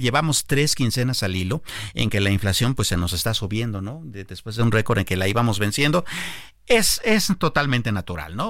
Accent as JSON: {"language": "Spanish", "country": "Mexico", "said": "nosotros como mexicanos"}